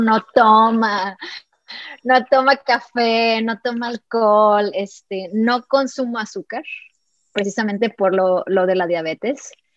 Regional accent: Mexico; also born or lived in California; soy mexicana

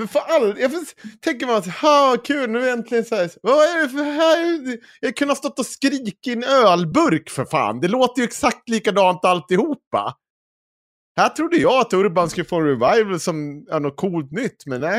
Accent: Dalarna County, Sweden; jag är från Dalarna

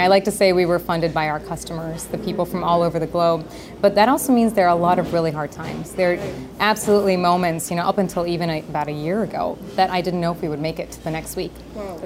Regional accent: Howard County, Maryland, United States; Growing up in a place like Howard County, you see so much abundance

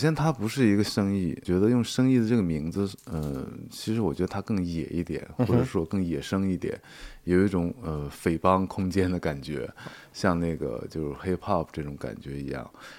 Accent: northern China, China; 其实是对北方，特别是我是北方人，所以说其实这种空气对环还有这种湿度对我来说是不适应的。

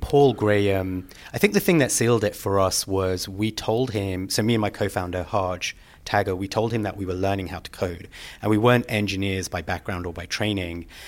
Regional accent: London, United Kingdom; moved away as an adult; also born or lived in Plumstead / Woolwich / Vancouver; I grew up in London, Southeast London

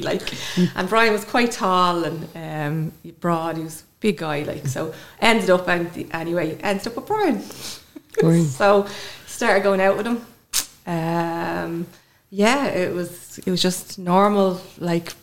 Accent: Clondalkin, Leinster, Ireland; moved away as an adult; now in Trim, Ireland; I'm originally from Clondalkin and I now live in Trim County Meath, where I've been living for 22 years

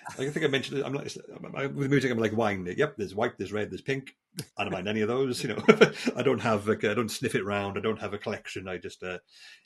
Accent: South Wales valleys, United Kingdom; moved away; I'm from the South Wales valleys, where my father was a landlord of a pub, you know, grew up in that sort of environment

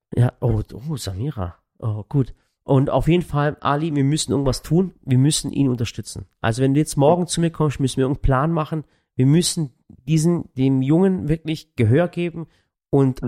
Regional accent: Waghäusel, Baden-Württemberg, Germany; wir kommen aus Waghäusel

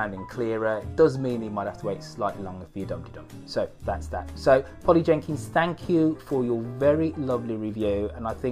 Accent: Birmingham, West Midlands, United Kingdom; accent: Brummie; I am trying to drop my Brummie accent

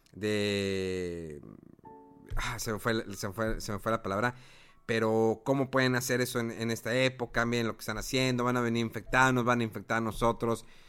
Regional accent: Mexico; yo como mexicano

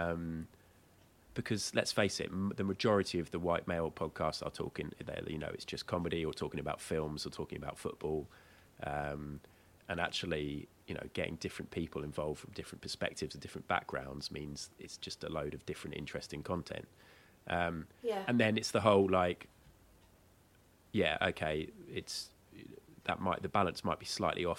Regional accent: a village just north of Brighton, Sussex, South East England, United Kingdom; moved away as an adult; also born or lived in the Midlands; a little village just outside Brighton, just north of Brighton

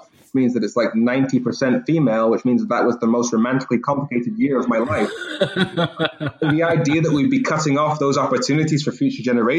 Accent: Darlington, North East England, United Kingdom; I was born in Darlington. I'm technically a Northeasterner

